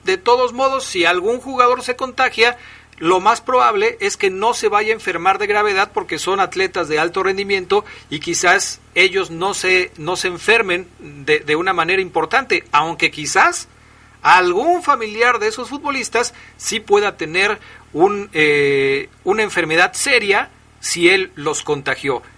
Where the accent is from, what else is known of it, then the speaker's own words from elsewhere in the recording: Mexico; Yo no soy menos mexicano